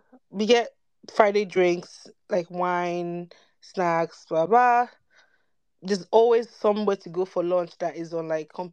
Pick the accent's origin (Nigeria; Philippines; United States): Nigeria; Like, it's not just about being Nigerian and Black.